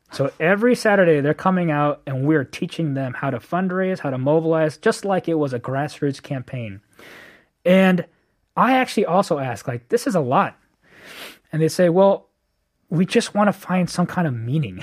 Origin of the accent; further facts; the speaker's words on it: Bay Area, California, United States; moved away as an adult; now in Korea; born and raised in the Bay Area, okay. um, and so I grew up there all my life